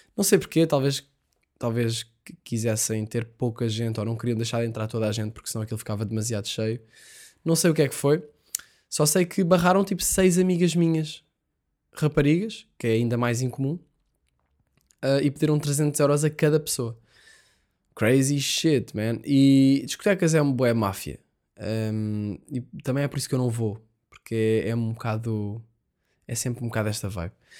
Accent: Portugal; nós somos portugueses

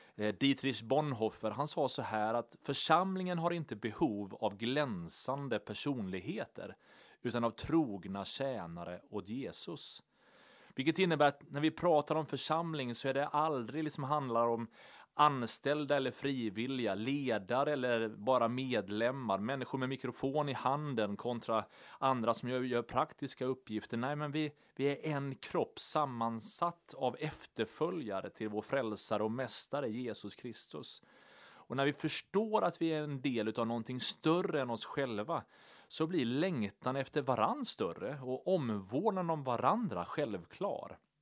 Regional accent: Sweden; vi läser ofta Bibeln och liksom tolkar den med våra svenska glasögon

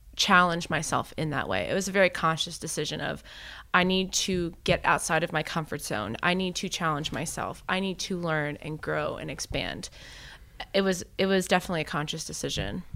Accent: Miami, Florida, United States; moved away as an adult; also born or lived in Tallahassee, Florida / Philadelphia area; I actually grew up in Miami

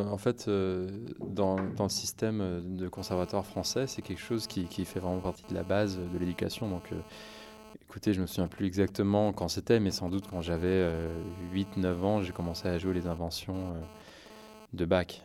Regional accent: France; mes parents étaient, sont américains, mais j'ai vraiment, je suis né en France, j'ai fait toute ma scolarité dans le système français.

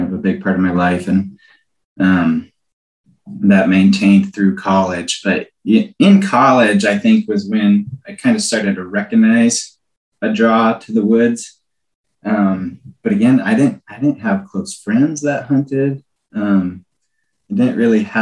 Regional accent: Iowa, United States; moved away as an adult; now in Alaska, United States; I actually grew up in Iowa there, not too far north of you

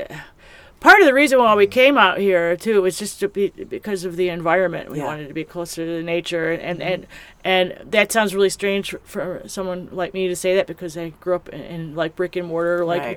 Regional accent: Chicago, Illinois, United States; moved away; I grew up in Chicago, the Chicago area

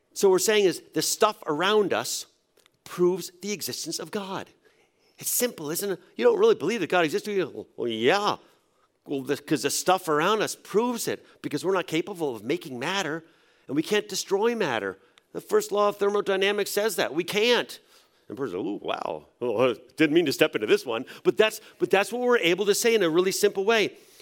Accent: New England, United States; I grew up in a church in New England

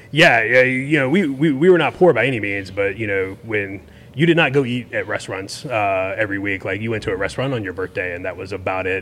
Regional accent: Tallahassee, Florida, United States; born and raised in Tallahassee

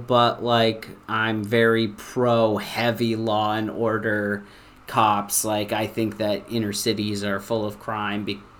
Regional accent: Minneapolis, Minnesota, United States; I'm from Minneapolis

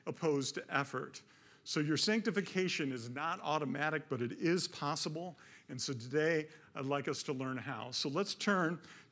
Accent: Detroit, Michigan, United States; I grew up in Detroit, my dad worked for Ford all these years

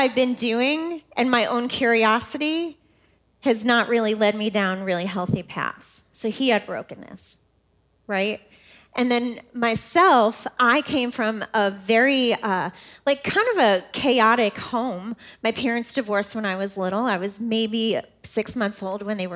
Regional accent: New York, United States; moved away as an adult; now in Indianapolis, United States; I'm from New York, right outside of New York City. I am a New Yorker.

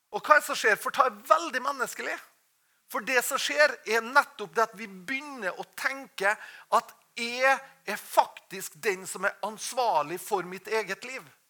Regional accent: Norway

